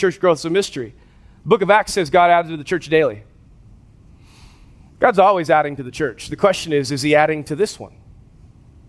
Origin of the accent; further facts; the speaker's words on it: West Coast, United States; moved away; I grew up on the West Coast